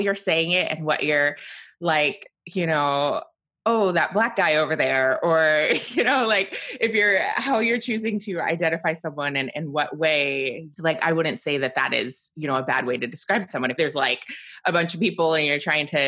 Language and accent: English; Georgia, United States; moved away; also born or lived in Utah; growing up in Georgia